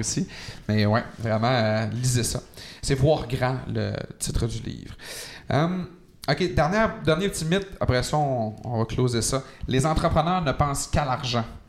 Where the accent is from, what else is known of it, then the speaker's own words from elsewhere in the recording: Quebec, Canada; moved away; dans mon patelin, donc au saint lac saint jean